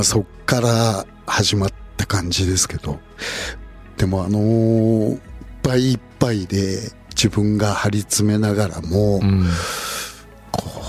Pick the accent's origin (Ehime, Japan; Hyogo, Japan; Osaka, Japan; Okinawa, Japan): Osaka, Japan; Kawachi; 大阪河内で生まれたディープサウスだし